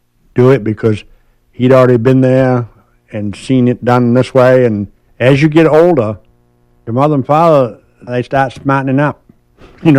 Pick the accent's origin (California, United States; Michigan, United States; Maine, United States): Maine, United States; Swan's Island; I grew up on Swan's Island, Maine